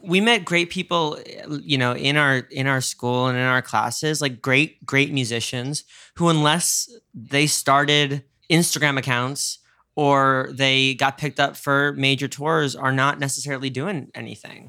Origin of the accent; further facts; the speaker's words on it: New York, United States; I'm a New Yorker